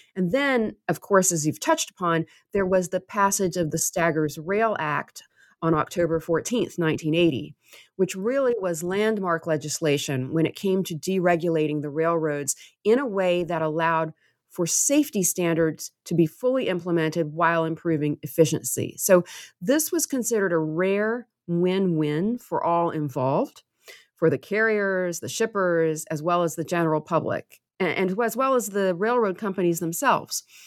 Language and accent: English; Waverly, Tennessee, United States; I am from Waverly. I grew up there. It's my hometown